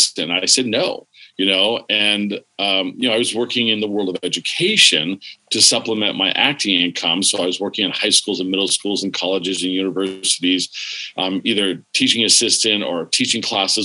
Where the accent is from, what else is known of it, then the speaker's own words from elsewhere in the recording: Warren, Pennsylvania, United States; also born or lived in California; I was raised, born in California, but I was raised in Pennsylvania